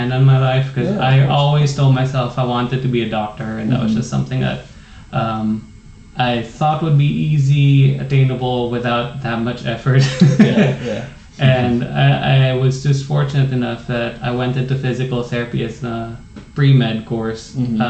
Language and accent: English; Philippines; now in United States; There are a lot of things I think that are taken for granted both ways. Really? You know, there were things back home where you would consider them luxuries here.